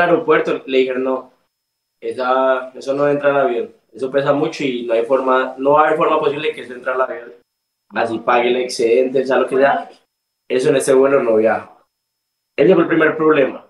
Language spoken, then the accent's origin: Spanish; Colombian Caribbean coast, Caribbean Region, Colombia; accent: costeño; moved away as an adult; also born or lived in Barranquilla; now in Tampa, United States; Obviamente ustedes sienten mi acento, acento costeño